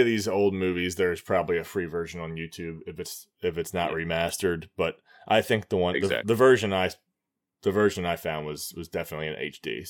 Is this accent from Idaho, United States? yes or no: no; Baltimore, Maryland, United States; I'm just going to say I'm from Baltimore